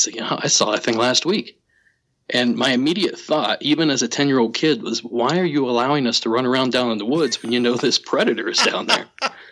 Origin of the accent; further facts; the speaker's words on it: Southeast Ohio, United States; I grew up in Southeast Ohio